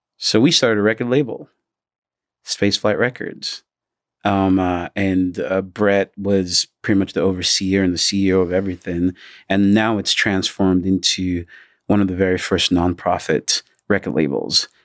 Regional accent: Nigeria; now in United States; as a Nigerian, I do have so many family members who couldn't work because of the pandemic.

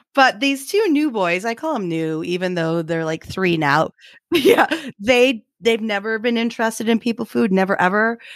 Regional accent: Idaho, United States; we're from Idaho

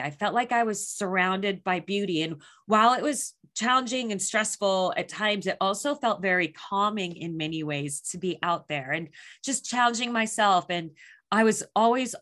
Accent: Phoenix, Arizona, United States; I was born and raised in Phoenix, Arizona.

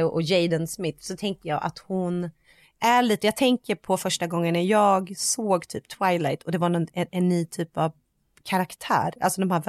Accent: Sweden; men det vet ju vi för att vi är svenskar.

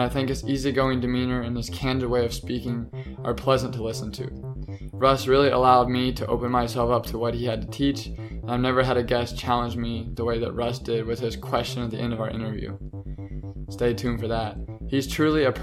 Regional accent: Kansas, United States; we're both from Kansas

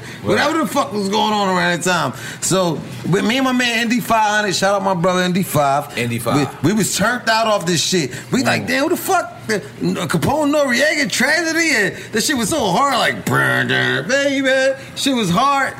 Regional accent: Philadelphia, Pennsylvania, United States; In Philly, you know, I'm from North

